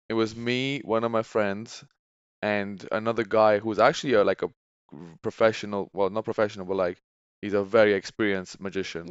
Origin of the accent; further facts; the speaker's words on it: Tenerife, Canary Islands, Spain; now in United Kingdom; born and raised in Tenerife, and now I live in the U K.